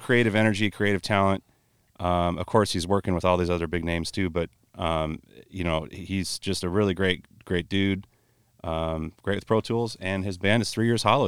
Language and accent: English; Buffalo, New York, United States; now in Marion, Iowa, United States; I'm from New York State originally. I learned to drive out there